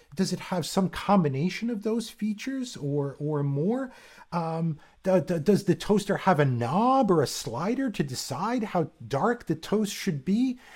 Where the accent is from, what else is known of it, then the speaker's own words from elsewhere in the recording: East Coast, United States; moved away as an adult; also born or lived in Arizona / Japan; I grew up on the East Coast